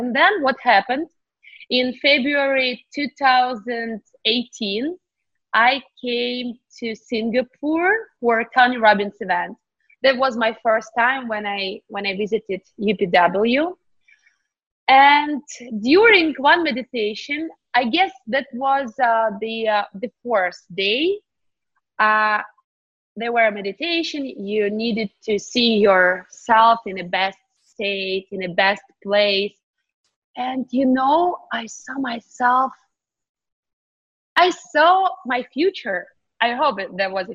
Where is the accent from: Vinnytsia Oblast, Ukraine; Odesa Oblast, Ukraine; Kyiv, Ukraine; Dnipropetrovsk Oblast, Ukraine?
Kyiv, Ukraine; English is a second language; moved away as an adult; now in United States; I was born in Ukraine, Kyiv, Eastern Europe.